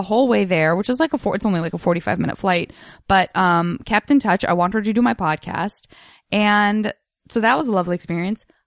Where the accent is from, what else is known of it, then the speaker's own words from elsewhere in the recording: Tucson, Arizona, United States; I grew up in Tucson